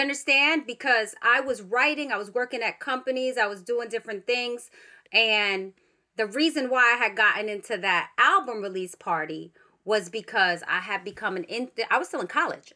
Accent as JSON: {"language": "English", "town": "New York City", "region": "New York", "country": "United States", "tie": "born or raised there", "said": "I grew up in the Bronx."}